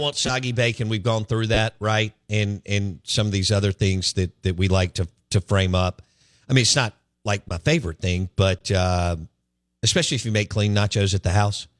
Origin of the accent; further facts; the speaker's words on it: Jackson, Mississippi, United States; I grew up in Bellhaven